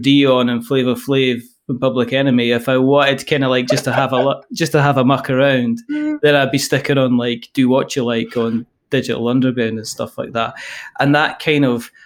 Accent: Scotland, United Kingdom; I am a Scottish person.

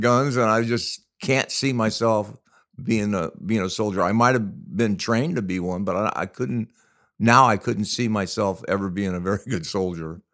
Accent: La Mirada, California, United States; when we were in high school, we grew up in La Mirada

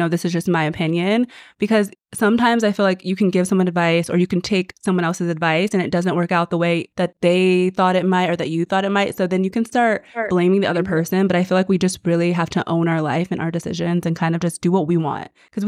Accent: United States; I am American

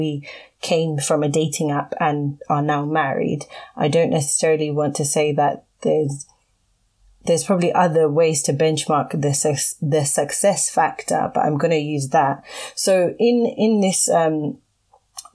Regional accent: Zimbabwe; I'm from Zimbabwe and my husband is from Nigeria

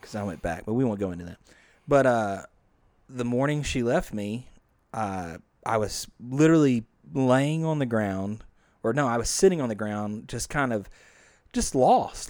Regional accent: Bethany, Louisiana, United States; also born or lived in Bossier City, Louisiana / Shreveport, Louisiana; grew up in Bethany, Louisiana before moving to Bossier when I was a mere thirteen

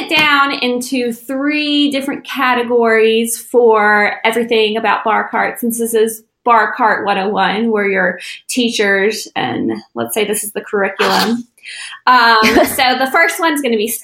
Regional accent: the Bible Belt, United States; we grew up in the Bible Belt

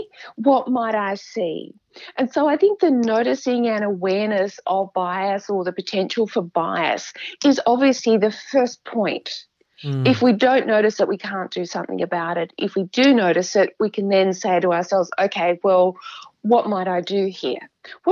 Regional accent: Adelaide, South Australia, Australia; I grew up in Adelaide, but I had a very safe, comfortable upbringing.

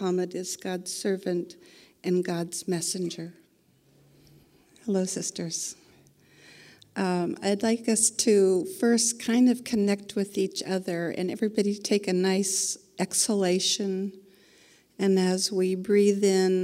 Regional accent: Indiana, United States; I was born and raised in Indiana. I'm a Hoosier

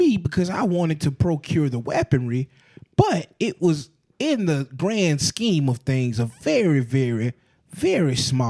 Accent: Atlanta, Georgia, United States; I'm from Atlanta, Georgia.

